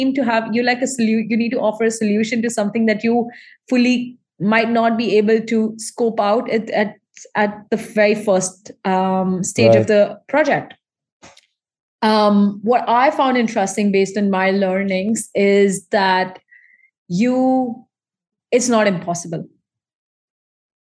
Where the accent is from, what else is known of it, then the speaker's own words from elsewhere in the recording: Dubai, United Arab Emirates; I'm from Indian ancestor background. And while I still have been born and raised in this region